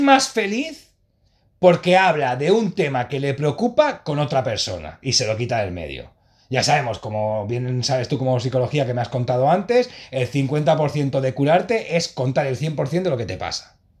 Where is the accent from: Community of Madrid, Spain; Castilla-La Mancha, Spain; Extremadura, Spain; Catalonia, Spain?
Catalonia, Spain; Sant Boi de Llobregat; Sí, de Samboy, de Llobregat